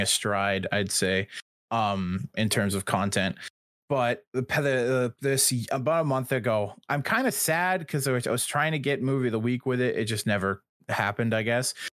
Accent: Canada; I'm Canadian

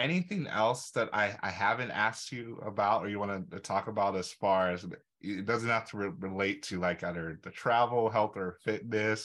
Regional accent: Nigeria; we're both Nigerian.

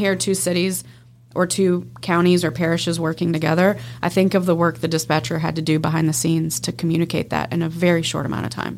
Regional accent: Texas, United States; Texas, my home state

